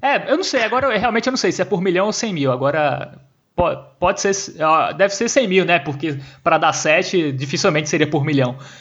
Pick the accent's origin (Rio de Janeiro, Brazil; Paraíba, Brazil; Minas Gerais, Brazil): Paraíba, Brazil; João Pessoa; a gente é de João Pessoa